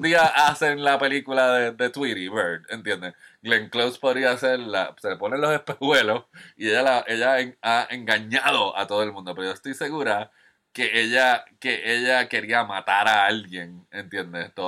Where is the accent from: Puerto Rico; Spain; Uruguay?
Puerto Rico; yo como puertorriqueño que ama el cine